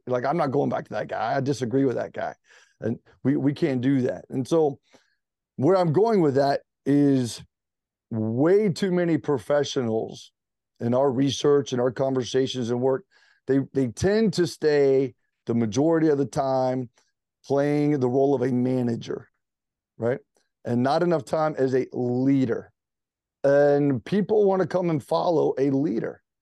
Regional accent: Greenville, South Carolina, United States; moved away as an adult; also born or lived in Charleston, South Carolina; now in Charlotte, United States; I was from Greenville, South Carolina, the upstate

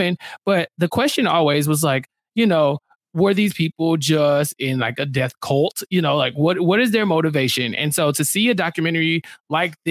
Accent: Houston, Texas, United States; also born or lived in Waco, Texas; I'm very much a Houstonian, but I was born in Waco. And so my entire family is from Waco

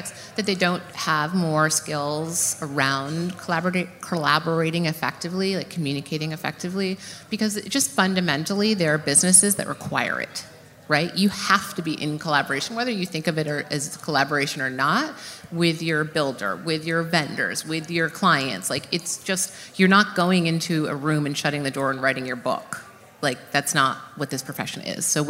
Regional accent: New York, United States; I'm from New York

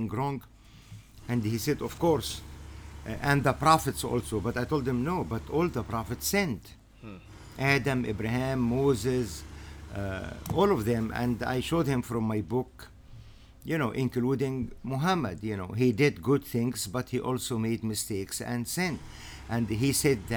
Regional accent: Egypt; was raised, born and raised in Egypt.

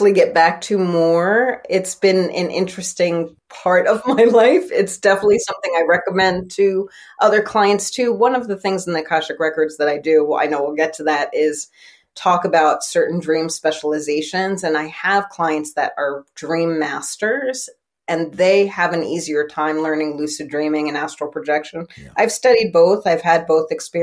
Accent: New York City, New York, United States; I grew up in Manhattan. So on the Upper East Side of Manhattan

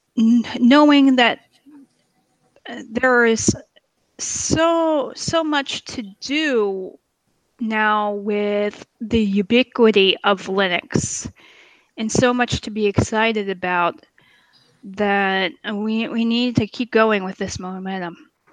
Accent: Pennsylvania, United States; I was from Pennsylvania

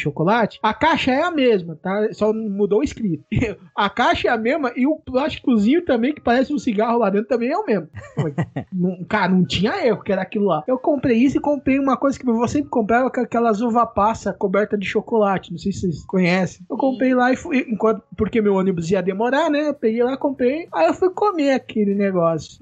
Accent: Barueri, São Paulo, Brazil; na cidade onde eu nasci, Barueri

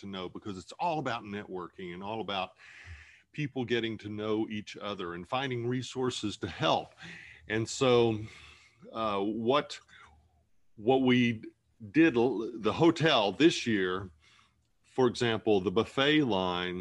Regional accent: Appalachia, United States; moved away; I'm an Appalachian kid. I grew up in the middle of nowhere with railroad tracks.

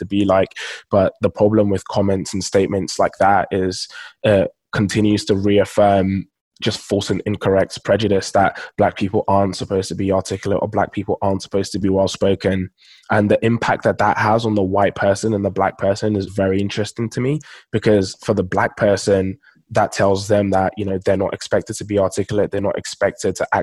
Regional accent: London, United Kingdom; also born or lived in Nigeria; So I'm Nigerian, and both my parents are Nigerian, and I was actually born in Nigeria. So I lived in Nigeria for the first 7 years of my life before moving to London here in the UK.

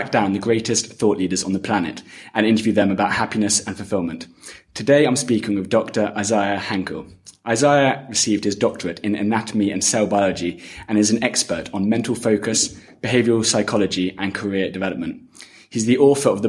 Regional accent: England, United Kingdom; moved away; I'm from England originally

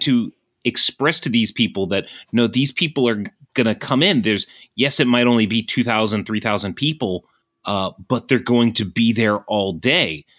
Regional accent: Southern Virginia, United States; I am from Southern Virginia

